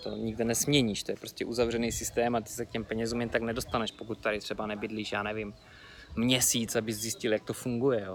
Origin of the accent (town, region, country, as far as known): Czechia